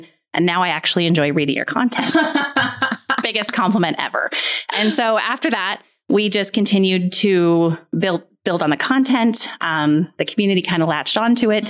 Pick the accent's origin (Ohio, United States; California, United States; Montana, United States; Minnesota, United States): Montana, United States; Western; moved away as an adult; also born or lived in Arizona; now in Billings, United States; I born and raised in Western Montana, spent a lot of time in that area